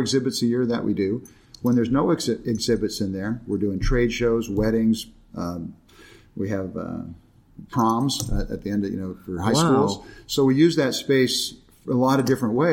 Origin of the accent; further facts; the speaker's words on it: Chino, California, United States; now in Escondido, United States; I was raised in Chino, actually, up in San Bernardino County